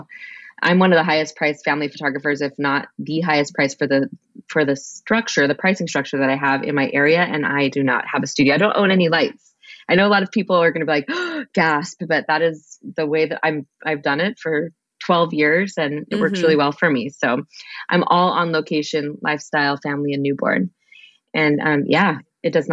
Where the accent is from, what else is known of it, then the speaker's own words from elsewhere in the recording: Albuquerque, New Mexico, United States; moved away as an adult; now in Seattle, United States; I came here for undergrad from Albuquerque, New Mexico, actually. But I've been here 22 years